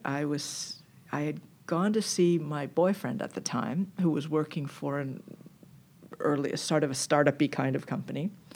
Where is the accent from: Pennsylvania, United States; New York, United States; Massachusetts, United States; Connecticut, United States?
Massachusetts, United States; Newton; I grew up extremely far from here in Newton, Massachusetts